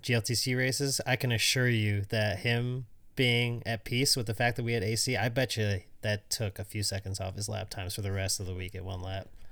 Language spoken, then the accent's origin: English; Syracuse, New York, United States; I grew up in Syracuse